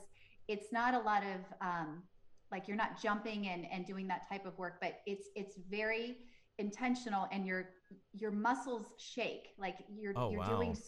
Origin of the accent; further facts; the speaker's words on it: Ohio, United States; now in California, United States; I originally grew up in Ohio. So when we first moved to California